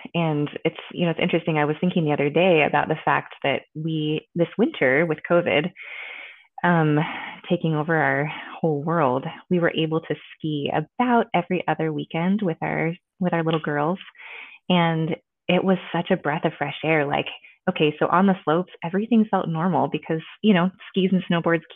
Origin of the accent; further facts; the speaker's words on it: Olympic Peninsula, Washington, United States; also born or lived in Hawaii; I was born and raised in the Pacific Northwest